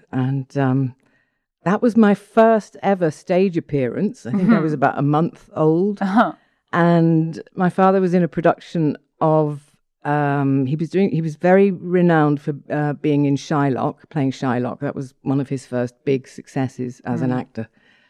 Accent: Stratford-upon-Avon, West Midlands, United Kingdom; born there; I was born in Stratford-on-Avon because my father was performing with the Royal Shakespeare Company at the time.

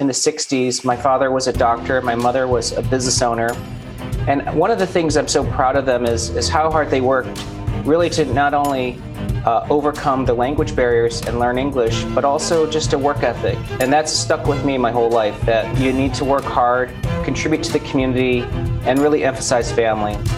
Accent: Michigan, United States; I grew up in Michigan

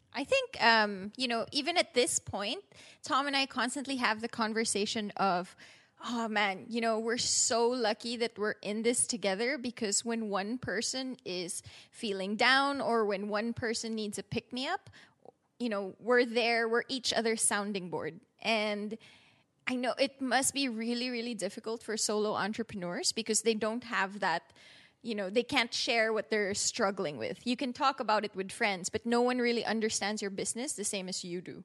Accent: Philippines; moved away as an adult; now in Merida, Mexico; I'm from the Philippines

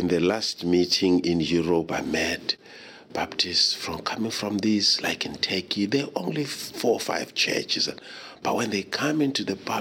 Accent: South Africa; Growing up in South Africa

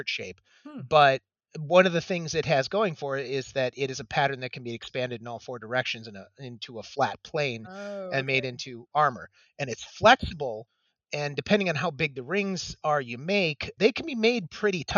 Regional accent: Michigan, United States; moved away; I'm originally from Michigan

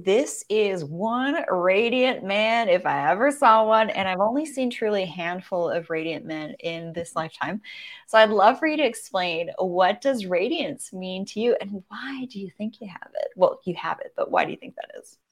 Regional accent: Vancouver Island, British Columbia, Canada; I'm from Vancouver Island

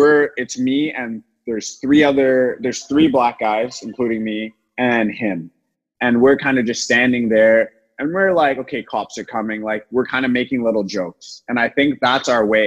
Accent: Toronto, Ontario, Canada; now in United States; growing up in Toronto

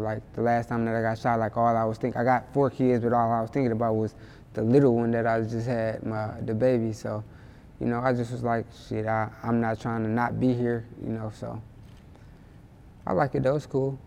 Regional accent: Inkster, Michigan, United States; also born or lived in Detroit, Michigan; I kind of grew up in like Detroit and Inkster for the most part

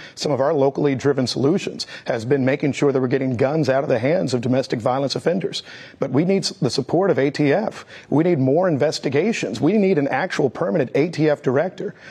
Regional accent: Missouri, United States; when I was growing up in Missouri

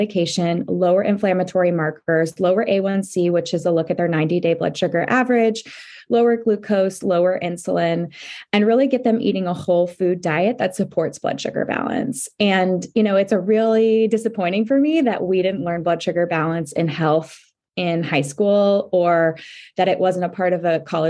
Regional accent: Orange County, California, United States; I grew up in Orange County.

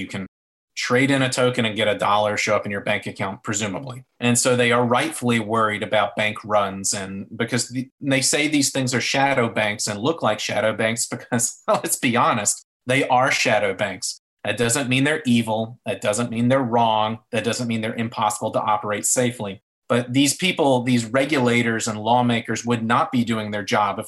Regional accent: North Carolina, United States; Representative McHenry from my home state

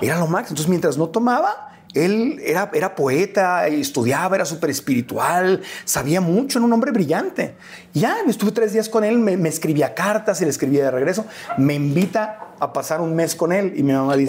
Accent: Tijuana, Baja California, Mexico; born or raised there; moved away as an adult; also born or lived in Mexico City; now in United States

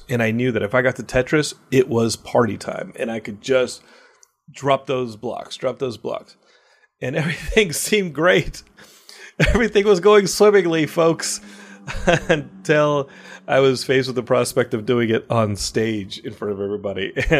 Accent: Austin, Texas, United States; I grew up in Austin.

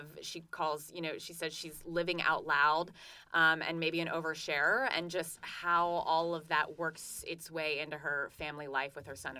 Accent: Pittsburgh, Pennsylvania, United States; now in Asheville, United States; I'm also from the Pittsburgh area

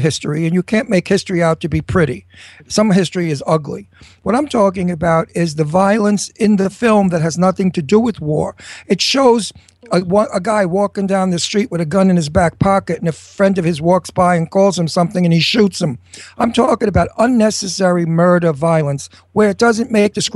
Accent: New York City, New York, United States; also born or lived in Italy; I'm a Guinea from Brooklyn

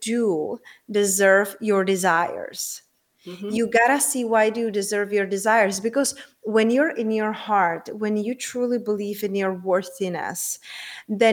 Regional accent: Czechia; moved away; also born or lived in London, United Kingdom; I'm originally from Czech Republic and I used to live in the UK. I used to live in London

